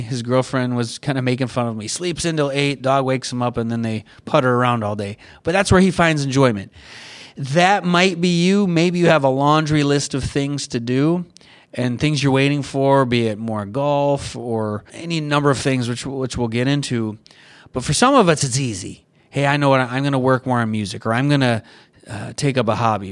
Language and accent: English; Michigan, United States; now in California, United States; I grew up in Michigan